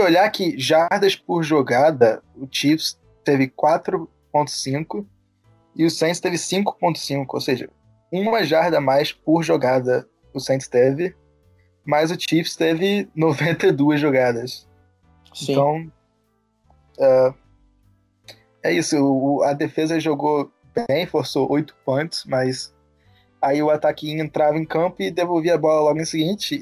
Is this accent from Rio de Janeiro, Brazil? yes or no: yes; Rio de Janeiro, Brazil; moved away as an adult; now in Virginia, United States; eu sou do Rio, é, estudo